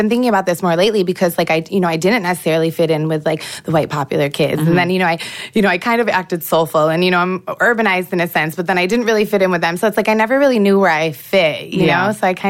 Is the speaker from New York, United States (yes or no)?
yes; Rochester, New York, United States; I grew up in Rochester, New York, but I went to 16 different schools like throughout my life.